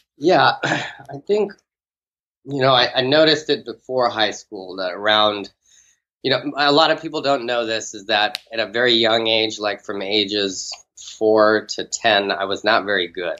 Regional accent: Houston, Texas, United States; I grew up in an outside part of Houston, like a suburb. It was called uh, Bear Creek

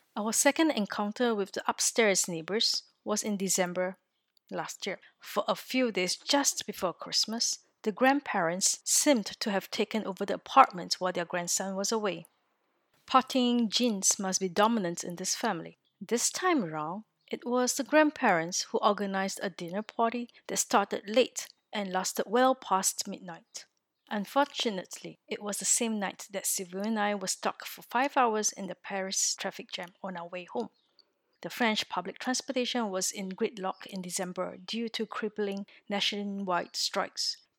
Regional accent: Singapore; moved away as an adult; now in France

